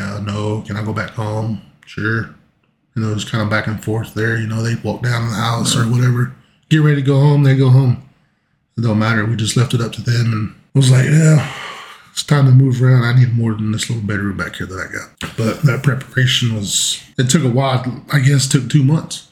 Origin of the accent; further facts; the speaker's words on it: Geary, Oklahoma, United States; moved away as an adult; also born or lived in El Reno, Oklahoma; living in Gary, growing up in Gary